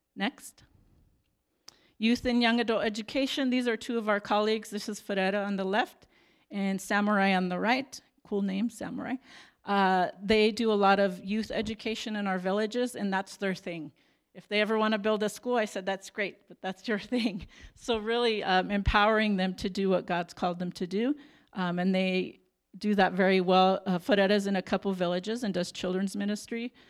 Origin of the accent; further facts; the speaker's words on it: Tucson, Arizona, United States; moved away as an adult; now in Mozambique; I'm from Tucson, Arizona.